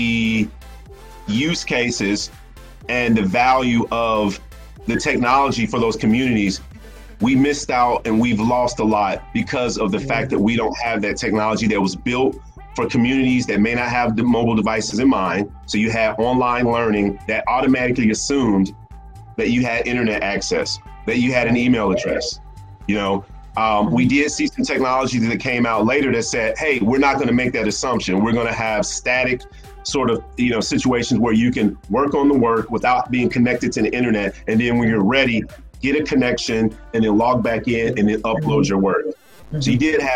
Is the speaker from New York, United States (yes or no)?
no; Atlanta, Georgia, United States; I'm from Atlanta